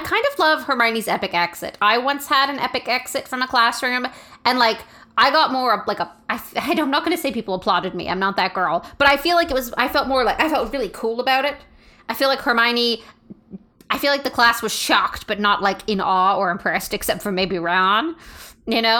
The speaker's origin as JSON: {"language": "English", "country": "Canada", "said": "we're Canadian"}